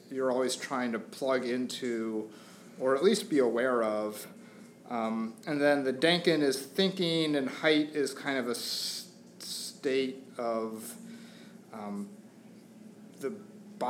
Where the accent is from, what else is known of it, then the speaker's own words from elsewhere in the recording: outside of Atlanta, Georgia, United States; moved away as an adult; also born or lived in Portland, Oregon; now in Philadelphia, United States; I grew up outside of Atlanta